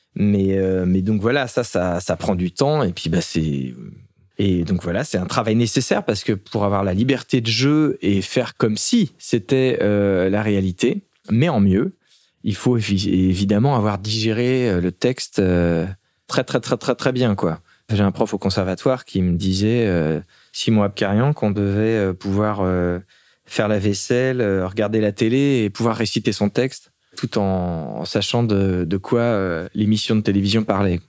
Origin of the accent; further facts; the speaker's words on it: La Turballe, Pays de la Loire, France; also born or lived in Nantes; now in Paris, France; j'ai grandi à La Turballe. Je, même si je suis né à Nantes